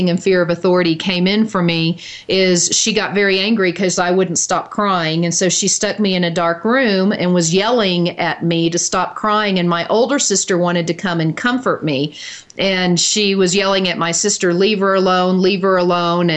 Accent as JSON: {"language": "English", "town": "Dallas", "region": "Texas", "country": "United States", "tie": "born or raised there", "said": "I grew up in Dallas, Texas, and so we were avid Dallas Cowboy football fans"}